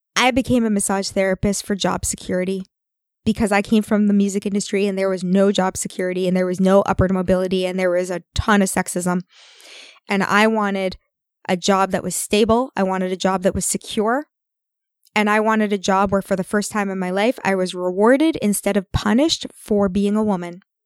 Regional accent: Canada; we're Canadian

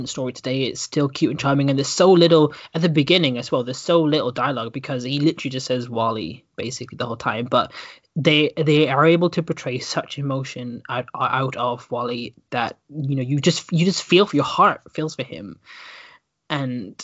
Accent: Stornoway, Scotland, United Kingdom; moved away; also born or lived in Dudley; my hometown of Stornoway

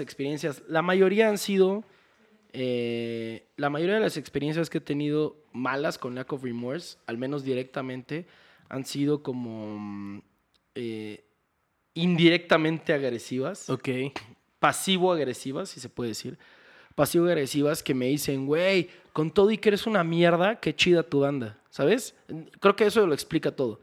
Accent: Houston, Texas, United States; moved away as an adult; now in Mexico; viví y crecí en Houston desde los cinco años.

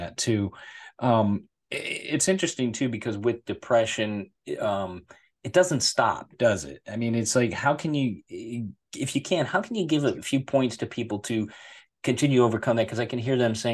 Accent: United States; being American citizen and born here

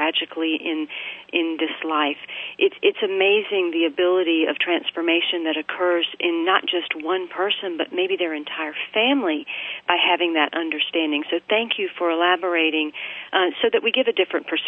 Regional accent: Bible Belt South, United States; I'm an Indian by heritage, but I've grown up pretty much in the United States and in the Bible Belt South

